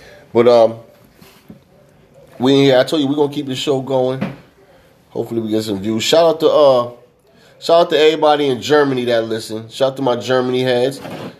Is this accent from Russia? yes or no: no; England, United Kingdom; And, I'm from England, yeah.